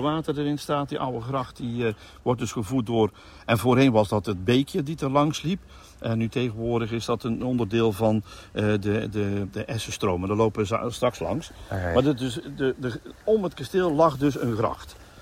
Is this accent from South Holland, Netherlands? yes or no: no; North Brabant, Netherlands; wij eh, als Brabanders